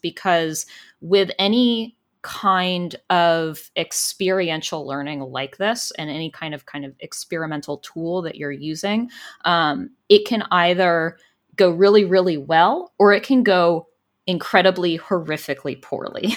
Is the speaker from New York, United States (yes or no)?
no; California, United States; growing up in California